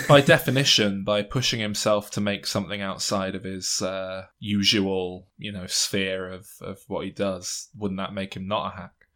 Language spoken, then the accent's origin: English; England, United Kingdom; we're English